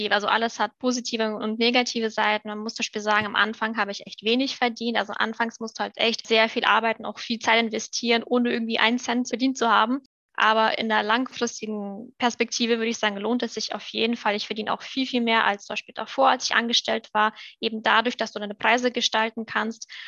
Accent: Germany; first language German and Russian; moved away as an adult; also born or lived in Moldova; now in France; Ich bin eigentlich in Moldawien geboren, aber mit drei Jahren nach Deutschland ausgewandert. Das heißt an sich, beides würde ich jetzt sagen. Das heißt, meine Muttersprache ist Deutsch und Russisch.

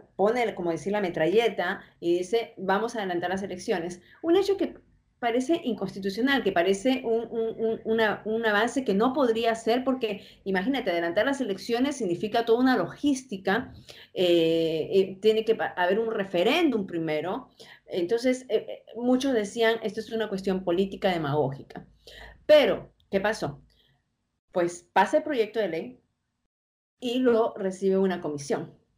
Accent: Peru; now in United States; siendo yo peruana, pero viviendo en el extranjero

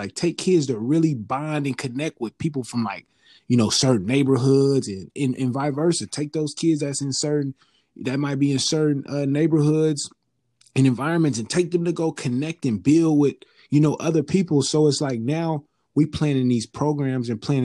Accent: the Bay Area, California, United States; I'm from the Bay Area

